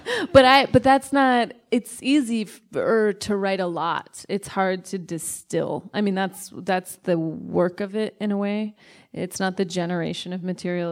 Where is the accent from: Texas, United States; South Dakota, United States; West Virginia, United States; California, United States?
California, United States; Sacramento; I am from Sacramento and I love it